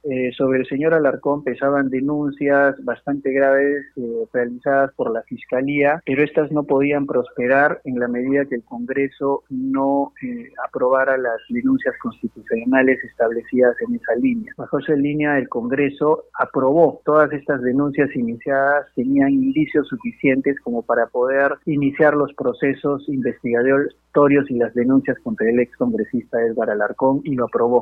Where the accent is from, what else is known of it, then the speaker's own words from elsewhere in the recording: Peru; A mí como peruano